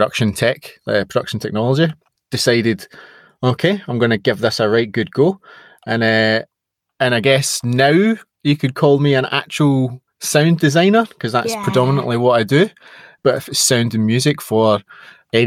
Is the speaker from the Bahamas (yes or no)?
no; Scotland, United Kingdom; being Scottish and being, you know, a proud Scot